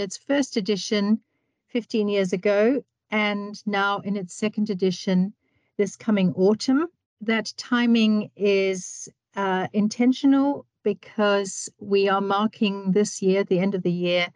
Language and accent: English; South Africa; I was born in South Africa